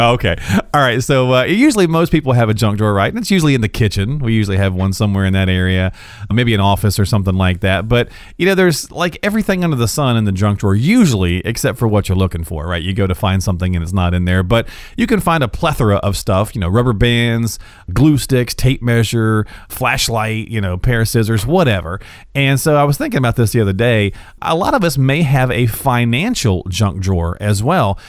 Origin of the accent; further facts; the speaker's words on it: North Carolina, United States; also born or lived in Michigan; now in Des Moines, United States; I'm from North Carolina, and I used to live in Michigan